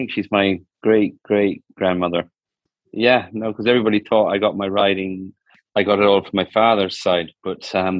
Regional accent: Ireland; my parents are English, and they came over to Ireland in 1965. And I was born in Ireland in 1968. So you know, basically, all my family came from England.

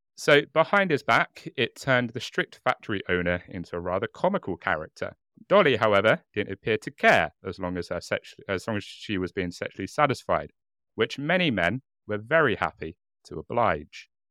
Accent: United Kingdom; I'm very British in that I drink English breakfast tea and nothing else

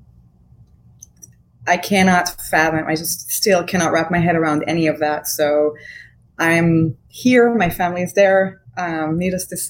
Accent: Israel; moved away as an adult; now in United States; So I grew up in Israel. I served 2 years in the Israeli Air Force in intelligence.

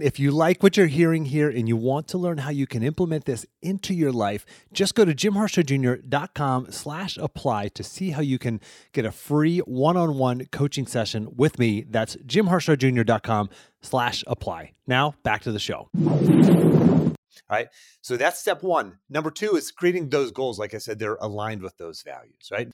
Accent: outside of Pittsburgh, Pennsylvania, United States; I grew up outside of Pittsburgh, small town kid, blue collar

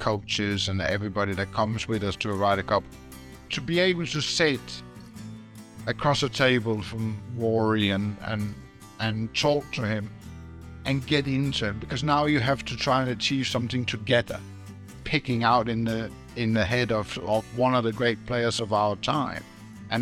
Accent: Denmark; I'm a kid growing up in Denmark.

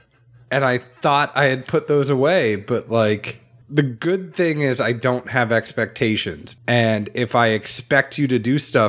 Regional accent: New England, United States; I'm from New England.

